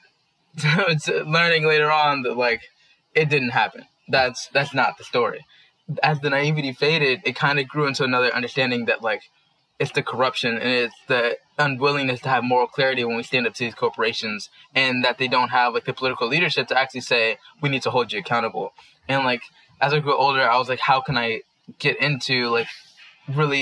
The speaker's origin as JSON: {"language": "English", "town": "Washington", "region": "District of Columbia", "country": "United States", "tie": "born or raised there", "moved": "as an adult", "lives_now": "New York City, United States", "said": "I was born and raised in Washington, D.C."}